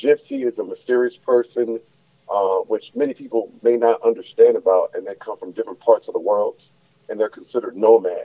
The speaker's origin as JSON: {"language": "English", "town": "Los Angeles", "region": "California", "country": "United States", "tie": "born or raised there", "also_born_or_lived": "New Orleans, Louisiana / San Diego, California", "said": "I wound up moving from Louisiana to Los Angeles when I was about 7"}